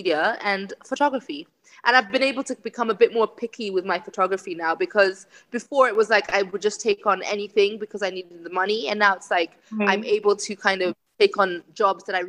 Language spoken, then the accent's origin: English; Kenya; I was born and raised in Kenya